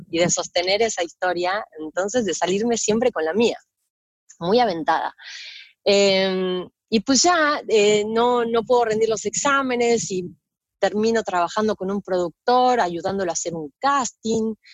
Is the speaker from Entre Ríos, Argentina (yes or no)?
no; San Fernando, Buenos Aires Province, Argentina; Yo nací eh, en, Argentina, en Buenos Aires, en San Fernando, eh, capital nacional de la náutica. Es un, un barrio de zona norte, eh, a una hora de la capital, ¿no? De la capital de Buenos Aires, capital. Eh, yo ahí crecí